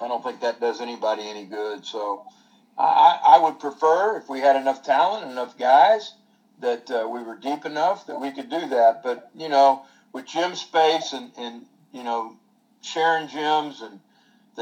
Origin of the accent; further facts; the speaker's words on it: Anderson, Indiana, United States; I grew up in Anderson, Indiana.